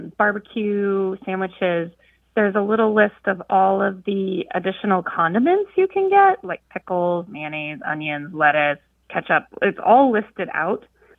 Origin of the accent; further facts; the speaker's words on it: Pacific Northwest, United States; now in Norfolk, United States; So I'm from the Pacific Northwest, and I've lived in several parts of the United States. And moved to Norfolk, which is in the mid-Atlantic, a few years ago.